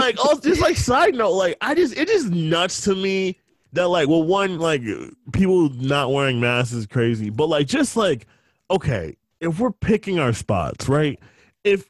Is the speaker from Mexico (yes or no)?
no; New York City, New York, United States; I was born in the Bronx, yeah. And, like, I'm used to this, like, Bronx shit